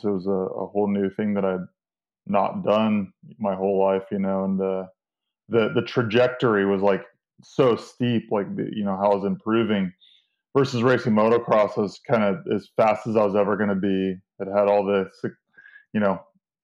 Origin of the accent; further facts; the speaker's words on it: Central California, United States; moved away as an adult; also born or lived in Penn State University; now in Pennsylvania, United States; I'm from Central California, and I mean, it's 105 degrees all summer there